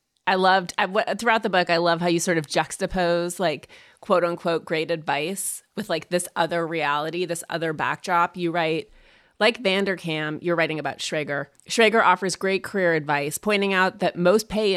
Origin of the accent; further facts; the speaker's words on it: Montana, United States; moved away; I grew up in Montana